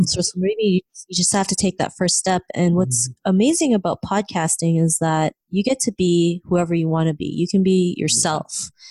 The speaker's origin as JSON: {"language": "English", "country": "Philippines", "tie": "born or raised there", "also_born_or_lived": "Canada", "moved": "yes", "said": "growing up in the Philippines and in Canada"}